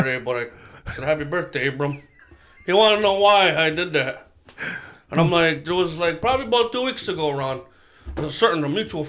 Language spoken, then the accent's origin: English; Canada; I'm Canadian.